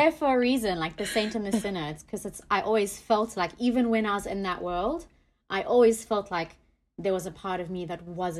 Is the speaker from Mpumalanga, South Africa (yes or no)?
no; Durban, KwaZulu-Natal, South Africa; moved away as an adult; also born or lived in Palo Alto, California; I am a queen from Durban, South Africa, originally.